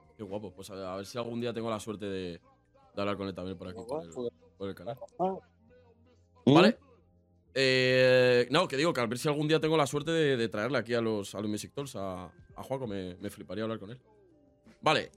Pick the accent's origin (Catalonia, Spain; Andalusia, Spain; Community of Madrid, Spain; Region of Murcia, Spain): Community of Madrid, Spain; a town in the south of Madrid; Yo, soy, un pueblo del sur de Madrid